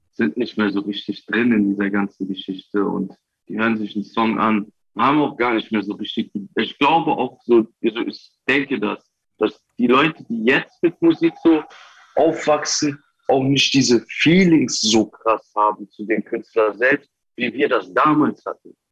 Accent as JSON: {"language": "German", "town": "Wiesbaden", "region": "Hesse", "country": "Germany", "said": "Ich komme aus Wiesbaden"}